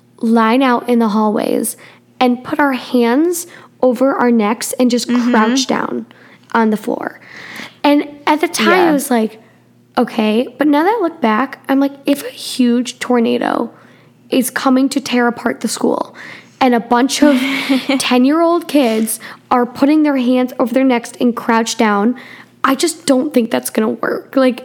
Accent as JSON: {"language": "English", "region": "Midwest", "country": "United States", "tie": "born or raised there", "said": "we come from the Midwest. And in the Midwest, there's happens to be tornadoes a bunch."}